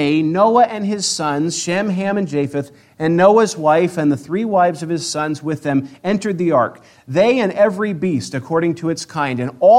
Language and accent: English; Spokane, Washington, United States; moved away as an adult; also born or lived in Eastern Oregon; I grew up in Spokane